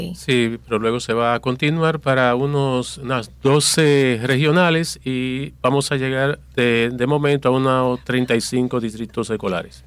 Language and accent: Spanish; Dominican Republic; nuestro país